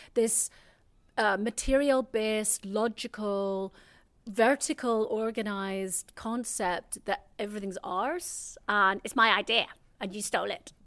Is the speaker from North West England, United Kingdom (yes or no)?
no; Belfast, Northern Ireland, United Kingdom; moved away; I grew up in Belfast, in Northern Ireland.